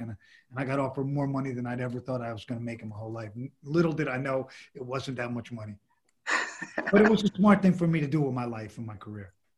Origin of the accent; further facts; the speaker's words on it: New York City, New York, United States; I grew up in the Lower East Side